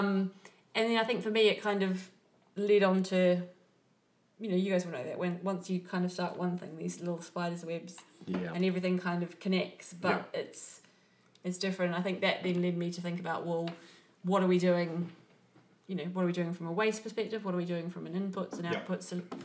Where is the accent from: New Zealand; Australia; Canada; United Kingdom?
New Zealand; moved away; When I was growing up in New Zealand is so small, so isolated that we had to eat seasonally